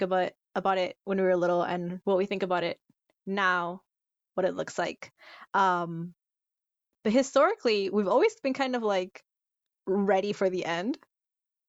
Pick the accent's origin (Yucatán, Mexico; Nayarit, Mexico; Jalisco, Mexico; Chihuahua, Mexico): Yucatán, Mexico; I'm from the Yucatan, so I'm from that area